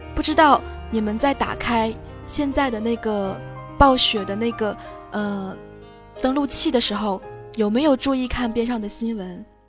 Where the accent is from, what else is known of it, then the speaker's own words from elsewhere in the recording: Fujian, China; moved away; also born or lived in Beijing; 回到了我的家乡，嗯，在福建